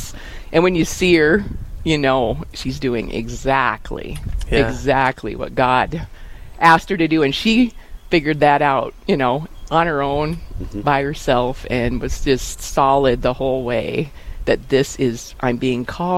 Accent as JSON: {"language": "English", "town": "Wall", "region": "South Dakota", "country": "United States", "tie": "born or raised there", "said": "I grew up in Wall, was gone for a few years in college, came back, married my husband, who we live out north of Quinn, which is about 15 miles away from Wall, and we have a cattle ranch and feedlot."}